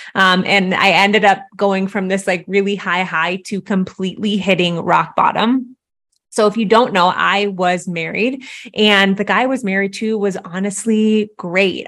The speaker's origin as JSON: {"language": "English", "region": "Midwest", "country": "United States", "tie": "born or raised there", "said": "I grew up in the Midwest"}